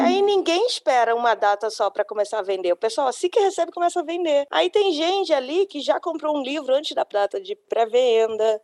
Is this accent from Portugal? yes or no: no; Brasília, Federal District, Brazil; eu nasci em Brasília